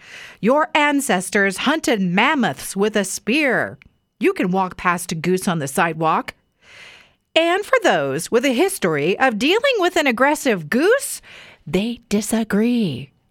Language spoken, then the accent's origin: English; Weiser, Idaho, United States; now in Boise, United States; I grew up in Weezer, home of the Weezer Wolverines.